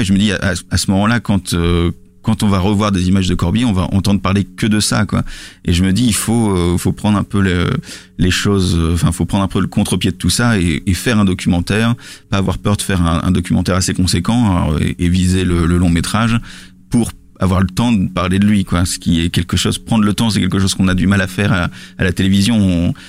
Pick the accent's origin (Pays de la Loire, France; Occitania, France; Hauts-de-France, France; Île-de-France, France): Hauts-de-France, France; Lille; je, suis pas euh, parisien, je suis lillois